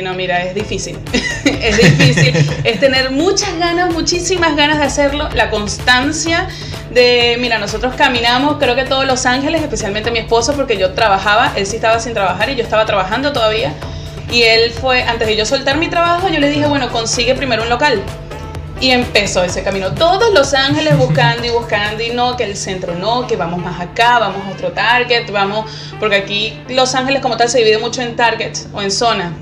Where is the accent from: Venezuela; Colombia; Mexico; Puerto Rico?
Venezuela; Margarita Island, Nueva Esparta; moved away as an adult; now in Chile; yo soy margariteña